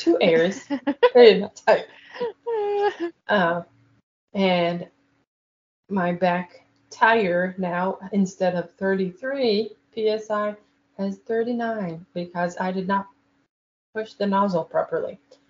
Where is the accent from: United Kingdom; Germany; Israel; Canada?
Israel; So I can join and I don't have to say that I'm from Israel, and I'll just judge her.